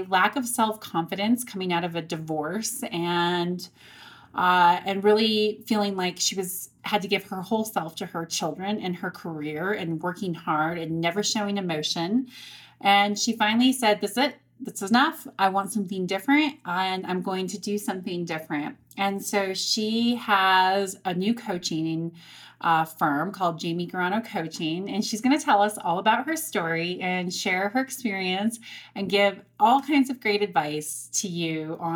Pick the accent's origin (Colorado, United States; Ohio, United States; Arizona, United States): Colorado, United States; Montrose; We grew up in Montrose, Colorado together, small rural town on the western slope of Colorado.